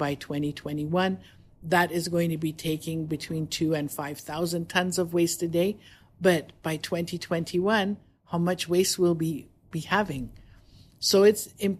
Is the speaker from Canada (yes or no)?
yes; Canada; moved away as an adult; also born or lived in Toronto, Canada; now in Dubai, United Arab Emirates; I come from Canada. We lived in Toronto